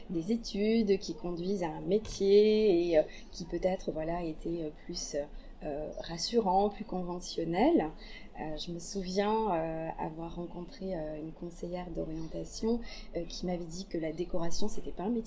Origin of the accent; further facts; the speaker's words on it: Blagnac, Occitania, France; also born or lived in Aveyron (ancestry); Je suis toulousaine, blagnacaise plus précisément, euh, d'origine avéronaise.